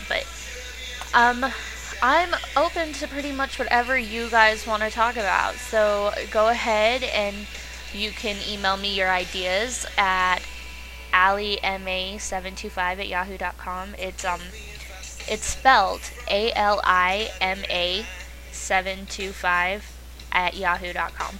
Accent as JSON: {"language": "English", "area": "right outside of Zion", "region": "Utah", "country": "United States", "tie": "born or raised there", "said": "I grew up right outside of Zion too"}